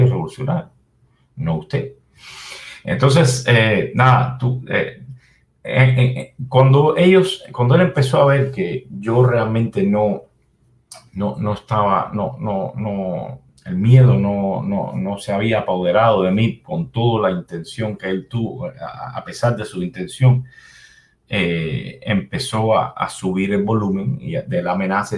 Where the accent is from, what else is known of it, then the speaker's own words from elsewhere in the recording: Cuba; moved away; yo como cubano